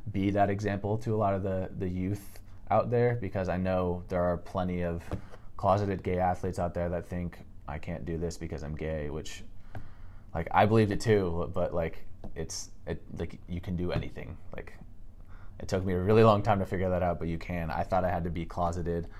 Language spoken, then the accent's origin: English; Seattle, Washington, United States; I'm from Seattle, Washington. Uh, kind of grew up there and spent a lot of a lot of my childhood just there